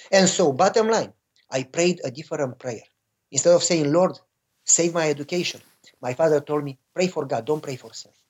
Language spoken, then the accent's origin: English; Romania; moved away; I was born and raised in Romania during communism